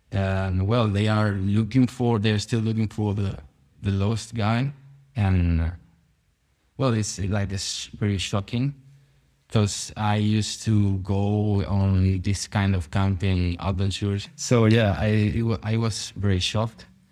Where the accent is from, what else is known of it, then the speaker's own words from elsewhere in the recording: near Madrid, Community of Madrid, Spain; English is a second language; My hometown is, uh, very small, but, uh, we are very close to Madrid